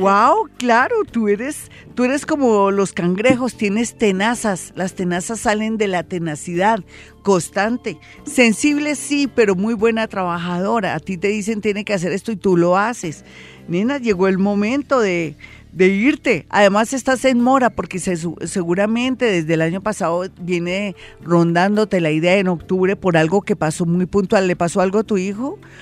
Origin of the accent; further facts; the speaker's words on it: Colombia; uno como colombiano